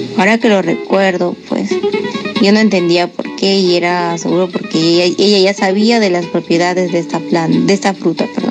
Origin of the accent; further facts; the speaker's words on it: Huambo, Arequipa, Peru; soy del distrito de Huambo, uno de los 20 distritos de la provincia de Cailloma, Arequipa